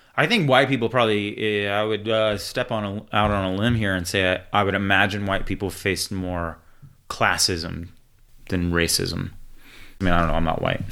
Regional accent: Houston, Texas, United States; I was born in America as an inner-city kid in Houston, Texas

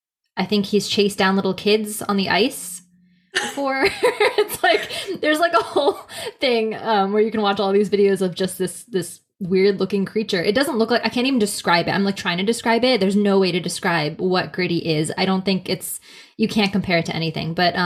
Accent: Philadelphia, Pennsylvania, United States

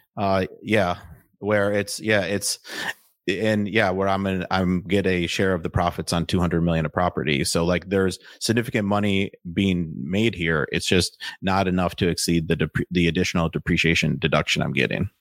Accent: Waukesha, Wisconsin, United States; moved away as an adult; now in Austin, United States; I'm from Waukesha, like you said, and then, um, we lived in, like, a heavily wooded area

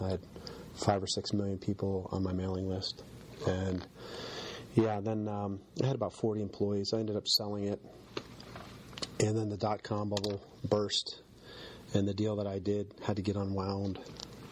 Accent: Connecticut, United States; also born or lived in Virginia; now in Pittsburgh, United States; I grew up in, I was born in Connecticut, and we lived down and moved from Connecticut when I was little to Virginia. My dad worked in the government. I was there for a few years until my parents got divorced, and then I moved back to Connecticut. I was probably 6 or 7.

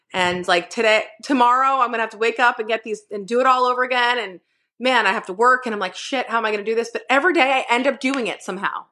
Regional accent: Northeast, United States; moved away; I grew up in the Northeast where it was, you can't go outside, it's fucking negative forty degrees

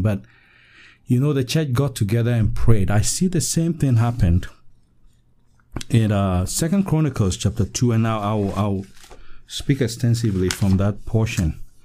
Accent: Western Region, Ghana; I'm from Ghana, West Africa, in the western region of Ghana.

